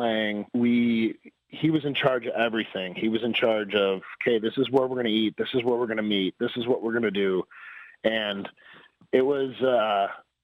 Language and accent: English; Wisconsin, United States; I'm from Wisconsin, so I know what it's like when the cold starts to melt